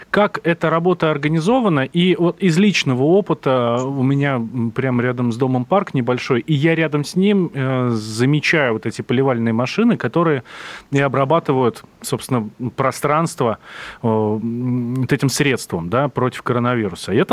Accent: Moscow, Russia; Я как москвич, как автолюбитель хорошо это знаю.

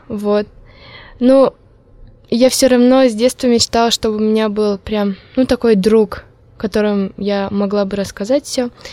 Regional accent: Malopurginsky District, Udmurtia, Russia; accent: Udmurt; first language Udmurt; Russian is a second language; я удмуртка, родилась в деревне

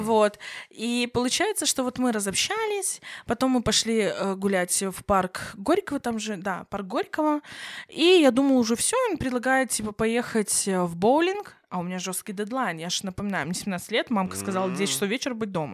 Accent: Belarus; Я сама, например, белоруска

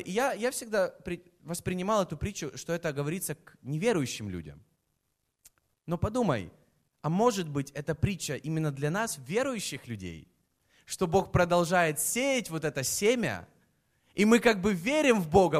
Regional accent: Kyiv, Ukraine; я из Киева, я родился в Киеве

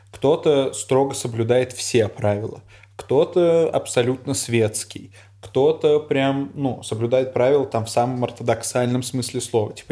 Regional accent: Uzbekistan; Из Узбекистана. И все, что меня как-то культурно сформировало, тоже все было на русском языке. В смысле, я вырос там на Карлсоне

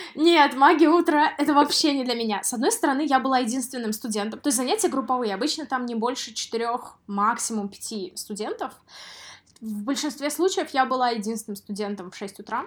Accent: Samara, Samara Oblast, Russia; moved away; в городе Самара, в своём городе

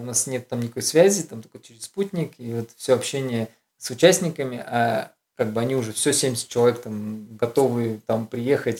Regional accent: Urals, Russia; я с Урала

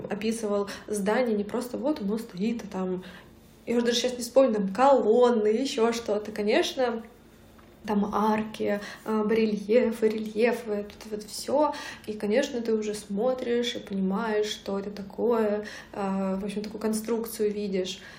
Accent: southern Russia, Russia; accent: southern; Я даже говорила не так, как э, все в Санкт-Петербурге говорят. у меня был такой говор

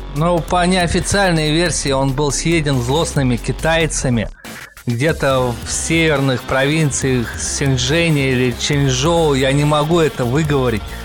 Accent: Russia; мы из России

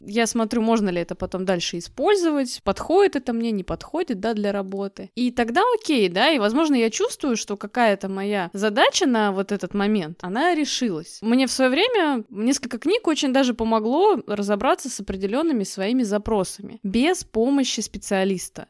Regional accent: Russia; мы живем в России, да, и родились в России

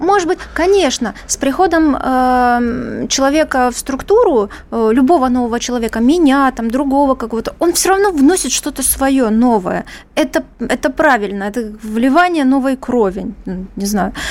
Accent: Donbas, Ukraine; now in Moscow, Russia; Я родилась на Донбассе

